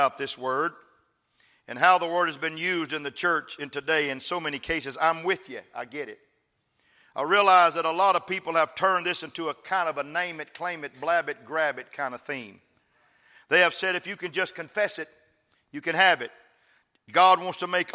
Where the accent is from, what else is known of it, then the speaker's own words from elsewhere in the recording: West Texas, United States; moved away; also born or lived in Dallas; I'm from West Texas, folks. And I'm from the poor part of West Texas. I'm a sharecropper's son